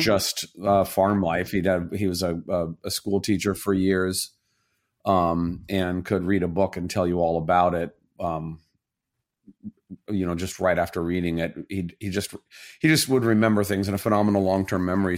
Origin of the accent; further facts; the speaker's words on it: Southern Indiana, United States; also born or lived in Illinois; I'm from Southern Indiana.